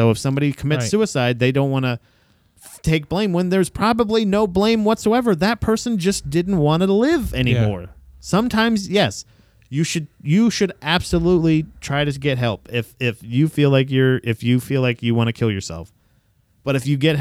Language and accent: English; Florida, United States; moved away; I'm from Florida.